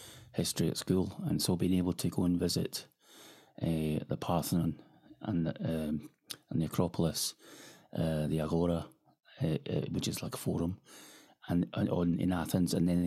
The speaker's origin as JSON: {"language": "English", "region": "Scotland", "country": "United Kingdom", "said": "being a Scot"}